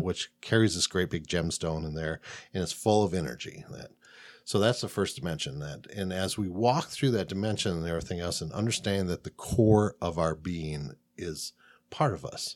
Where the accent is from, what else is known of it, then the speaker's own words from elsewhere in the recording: Midwest, United States; now in Phoenix, United States; I'm from the Middle Coast.